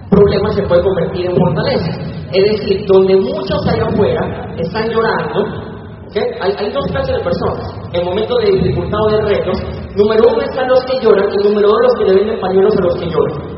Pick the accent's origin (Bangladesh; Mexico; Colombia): Colombia; moved away; also born or lived in Venezuela; yo soy de Colombia para los que no sabían.